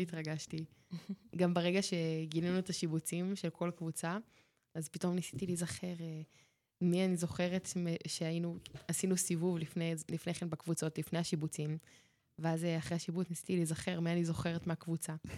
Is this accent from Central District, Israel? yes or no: yes; Ganei Hadar, Central District, Israel; אני אה, במקור אה, ממושב גני הדר, שזה ליד רחובות